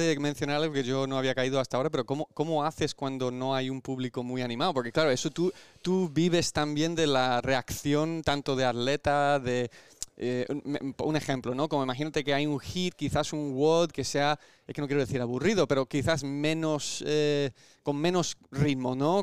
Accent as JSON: {"language": "Spanish", "region": "California", "country": "United States", "tie": "born or raised there", "moved": "yes", "lives_now": "Spain", "said": "donde yo nací en California"}